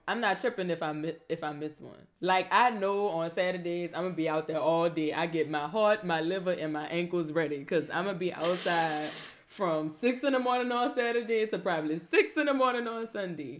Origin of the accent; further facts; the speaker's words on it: the South, United States; I'm from the South